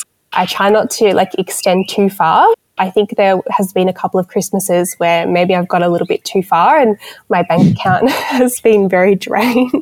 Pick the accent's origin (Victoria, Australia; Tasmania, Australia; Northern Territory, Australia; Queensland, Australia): Victoria, Australia; Melbourne; moved away; also born or lived in Newcastle, New South Wales; I am originally from Melbourne, and then I moved to Newcastle with my mum, and I lived there for 10 years, and then I just moved back to Melbourne.